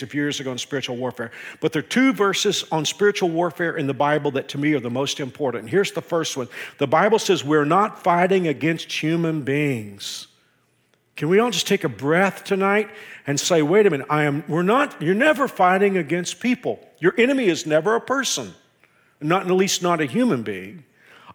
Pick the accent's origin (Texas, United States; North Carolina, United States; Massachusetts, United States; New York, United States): Texas, United States; moved away as an adult; also born or lived in Houston, Texas; now in Kansas, United States; I grew up in Texas